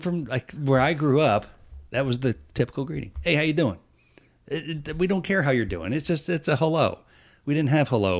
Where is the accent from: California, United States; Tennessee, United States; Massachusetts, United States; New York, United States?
New York, United States; moved away; originally, I am from New York